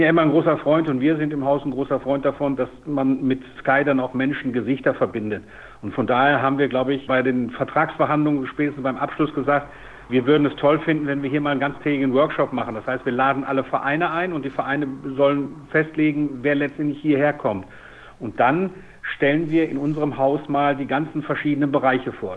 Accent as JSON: {"language": "German", "town": "Dortmund", "region": "North Rhine-Westphalia", "country": "Germany", "said": "ich komme aus Dortmund, da gab es den TuS Wellinghofen, da gab es den USC Tier."}